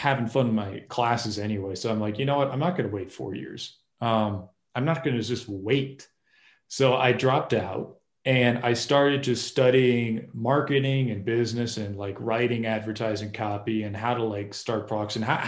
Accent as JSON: {"language": "English", "region": "Massachusetts", "country": "United States", "tie": "born or raised there", "said": "I grew up in Massachusetts"}